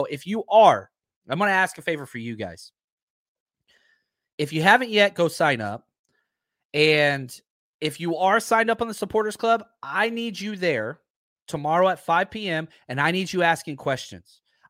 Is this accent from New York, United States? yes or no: no; Dallas, Texas, United States; growing up in Dallas-Fort Worth